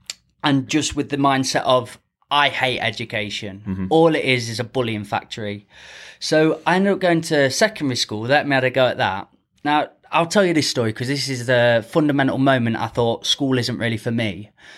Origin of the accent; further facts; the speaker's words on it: Ripley, United Kingdom; Ripley, born and bred.